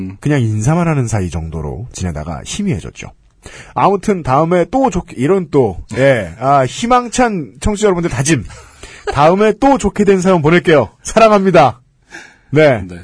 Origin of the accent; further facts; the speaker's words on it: Busan, South Korea; born there; 보통 한국 사람, 그것도 부산 태생의 남자치고는 꽤나 감정 표현이 과한 편이에요.